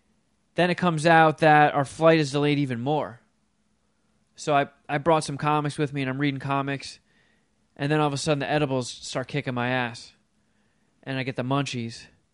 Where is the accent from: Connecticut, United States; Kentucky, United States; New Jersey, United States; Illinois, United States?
New Jersey, United States; Florham Park; Florham Park's the town I grew up in Jersey, and I haven't been there in forever.